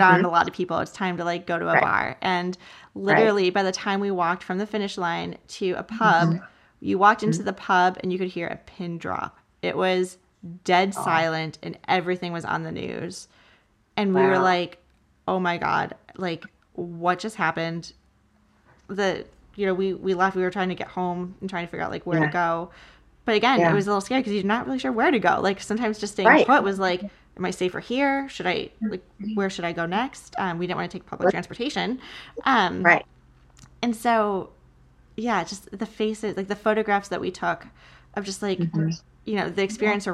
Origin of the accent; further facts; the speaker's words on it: Chicago, Illinois, United States; we all decided to do the Chicago Marathon together. And it was just like my hometown